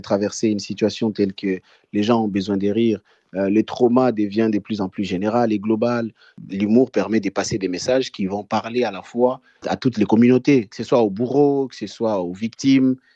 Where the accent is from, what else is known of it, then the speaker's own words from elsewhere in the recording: DR Congo; now in Bukavu, Democratic Republic of the Congo; Je suis congolais de RDC, basé à Bukavu, à l'est de la République démocratique du Congo